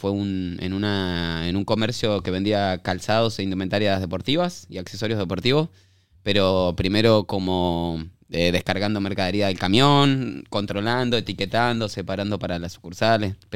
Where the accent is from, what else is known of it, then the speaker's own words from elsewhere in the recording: Avellaneda, Buenos Aires Province, Argentina; moved away as an adult; also born or lived in La Plata; De Buenos Aires, nací en, ah. Avellaneda, ahí, ahí me crié.